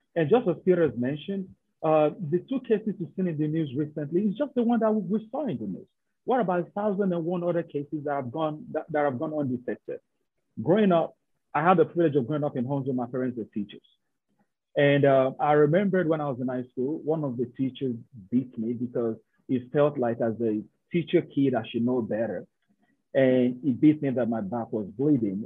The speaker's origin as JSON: {"language": "English", "country": "Nigeria", "moved": "as an adult", "said": "I'm somebody from Nigeria."}